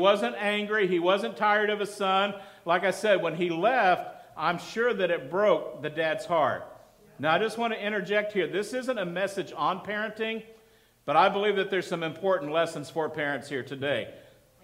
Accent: Midland, Texas, United States; moved away as an adult; also born or lived in Denver, Colorado; I grew up in Midland, Texas

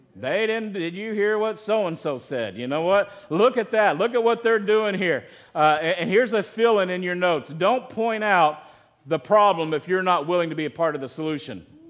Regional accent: United States; also born or lived in Chico, California; our American culture

